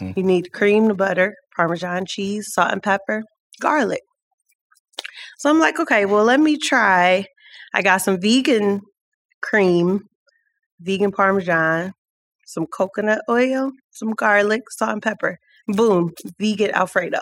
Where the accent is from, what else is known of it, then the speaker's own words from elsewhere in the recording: Cleveland, Ohio, United States; We're all here from Cleveland